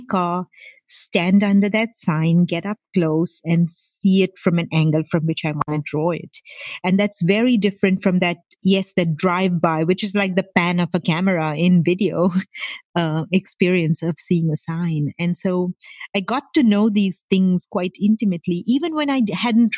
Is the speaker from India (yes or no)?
yes; Mumbai, Maharashtra, India; moved away as an adult; now in San Jose, United States; I grew up in Mumbai in India